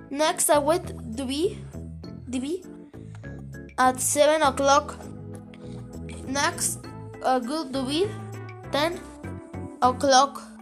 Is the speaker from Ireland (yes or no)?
no; Mexico; English is a second language; I am years 12 years old. Where are you from? I am from Mexico.